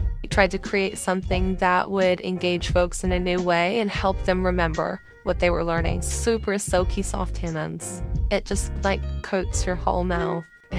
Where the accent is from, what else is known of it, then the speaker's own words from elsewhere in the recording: Monterey, California, United States; I grew up in Central Coast of California in Monterey.